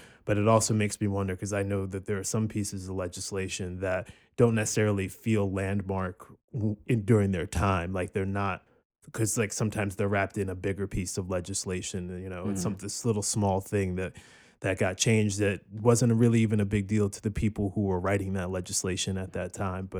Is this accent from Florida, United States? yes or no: no; Cherry Hill, New Jersey, United States; I'm from Cherry Hill, New Jersey.